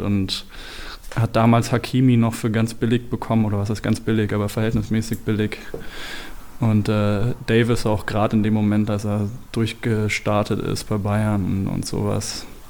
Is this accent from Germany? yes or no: no; Belgium; ich komme eben aus Belgien